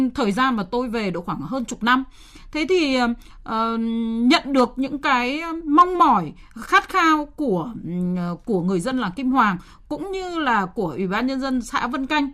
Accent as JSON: {"language": "Vietnamese", "region": "Hanoi", "country": "Vietnam", "tie": "born or raised there", "said": "tôi là người sinh ra và lớn lên ở Hà Nội"}